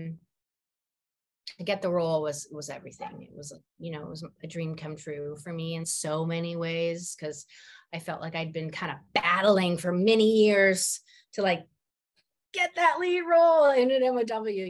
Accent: Vancouver, British Columbia, Canada; moved away as an adult; now in Toronto, Canada; I'm from Vancouver. My parents still live in Vancouver. I live in Toronto

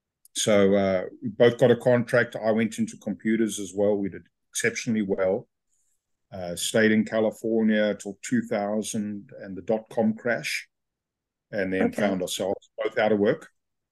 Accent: South Africa; Oh, you're from Australia? No, I'm South African. Never been there to Australia.

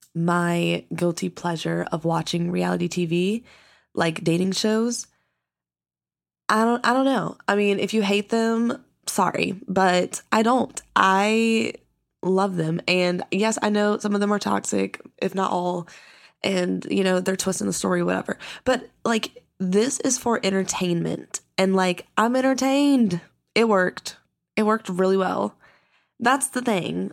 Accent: the South, United States; I grew up in the South

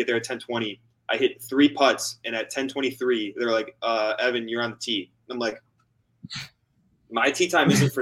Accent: Portage County, Ohio, United States; my hometown event, the Portage County Am

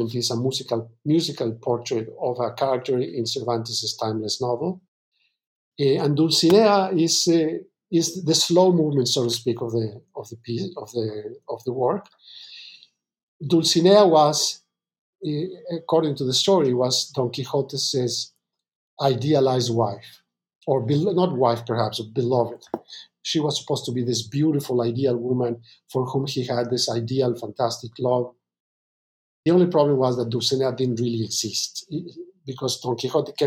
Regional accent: Mexico; now in New York, United States; I'm originally from Mexico.

